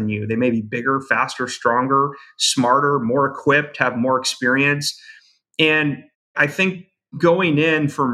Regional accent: Brainerd, Minnesota, United States; I grew up in a small town in northern Minnesota called Brainerd, Minnesota.

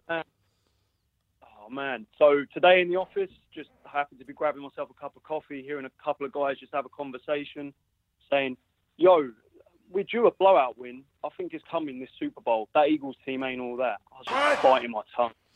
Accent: London, United Kingdom; now in Boston, United States; I'm originally from London.

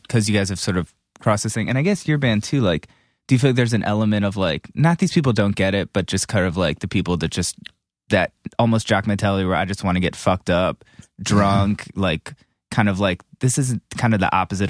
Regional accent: Ohio, United States; But at the same time, like growing up in Ohio, if like I hadn't seen the video for somebody's show, I never would have probably heard

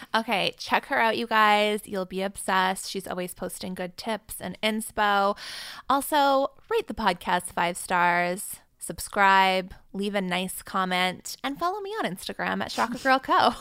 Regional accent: Vancouver, British Columbia, Canada; it's my hometown.

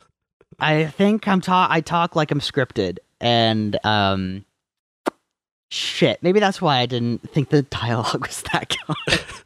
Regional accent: Marquette, Michigan, United States; moved away as an adult; also born or lived in Traverse City, Michigan; I was from Marquette, from the upper, upper peninsula

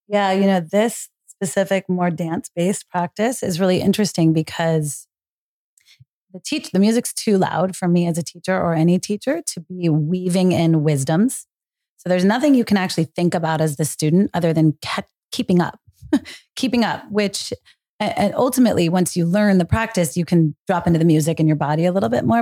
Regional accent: Marin County, Northern California, United States; Growing up in Marin County, Northern California

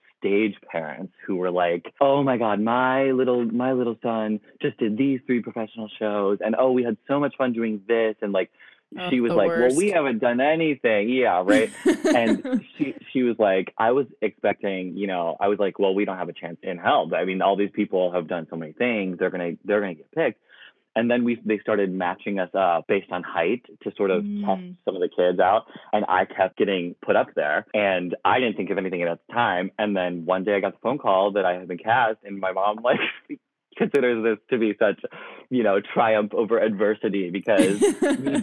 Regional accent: Ohio, United States; I grew up in Ohio

